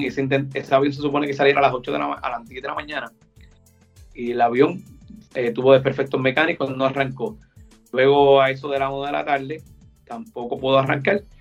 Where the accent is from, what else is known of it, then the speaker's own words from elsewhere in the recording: Puerto Rico; nosotros como puertorriqueños